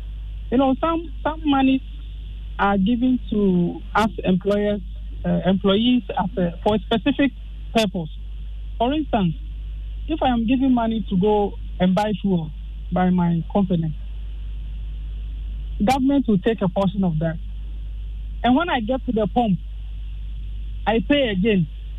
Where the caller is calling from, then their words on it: Tema, Greater Accra, Ghana; Tema Free Zones.